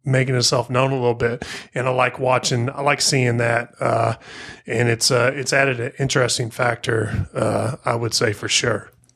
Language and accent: English; Missouri, United States; I'm from Missouri, family in Kansas City